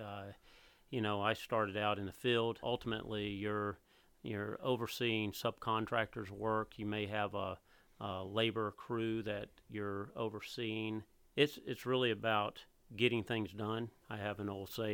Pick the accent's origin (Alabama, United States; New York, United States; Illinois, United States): Alabama, United States; Montgomery; I grew up in Montgomery, Alabama, and I graduated